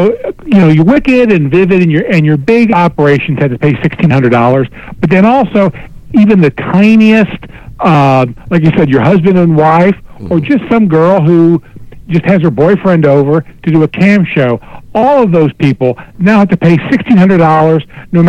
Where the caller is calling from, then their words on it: Cincinnati, Ohio, United States; from Cincinnati.